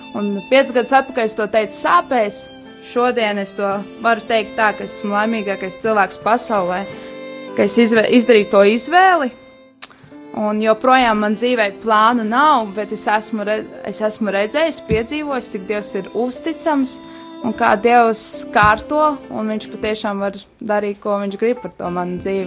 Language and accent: Latvian; Jelgava, Zemgale, Latvia; es esmu no Jālgavas, Jālgavas vasaras vēku draudzes